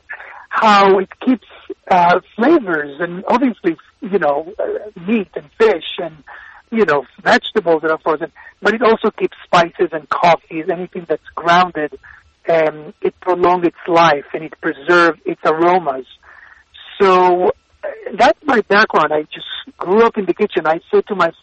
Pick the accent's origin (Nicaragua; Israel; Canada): Israel; moved away; So I was born in Israel, but my parents migrated to Israel from Iraq and Tunisia